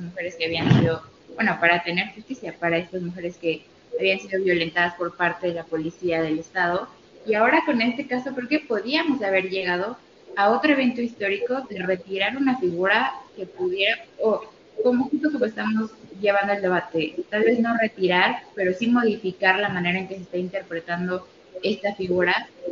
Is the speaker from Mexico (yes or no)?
yes; Mexico; vivimos como mexicanos